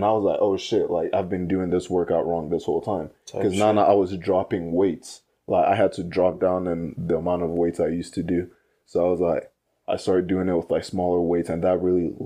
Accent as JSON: {"language": "English", "town": "Morgan Hill", "region": "California", "country": "United States", "tie": "born or raised there", "also_born_or_lived": "Fremont", "said": "I moved from my hometown, like in Morgan Hill to Fremont"}